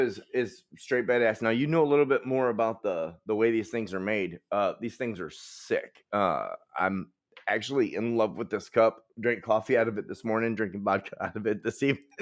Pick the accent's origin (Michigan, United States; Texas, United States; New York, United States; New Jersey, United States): Michigan, United States; Detroit; I'm from Detroit.